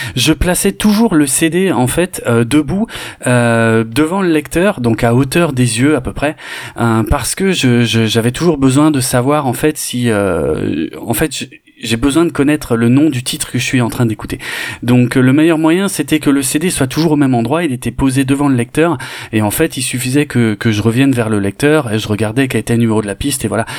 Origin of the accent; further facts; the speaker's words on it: Mulhouse, Grand Est, France; j'ai grandi à Mulhouse